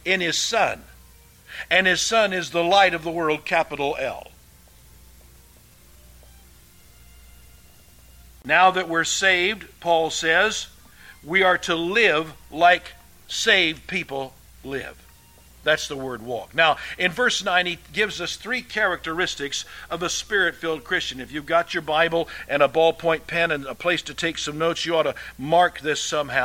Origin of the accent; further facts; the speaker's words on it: Jenks, Oklahoma, United States; I grew up over in Jinx, and a lot of good friends went to school with.